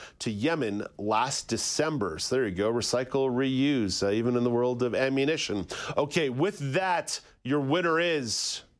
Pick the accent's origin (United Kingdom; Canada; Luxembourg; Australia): Canada; We are Canadian idiots up here in our own special way.